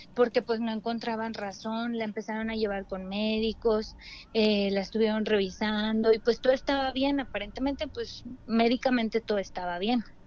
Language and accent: Spanish; Torreón, Coahuila, Mexico; now in Mexico City, Mexico; vivo aquí en la Ciudad de México, pero este soy de Torreón, Coahuila.